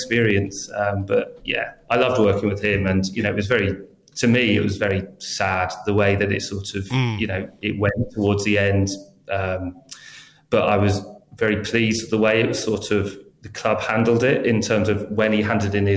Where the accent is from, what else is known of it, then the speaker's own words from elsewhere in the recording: England, United Kingdom; I'm very English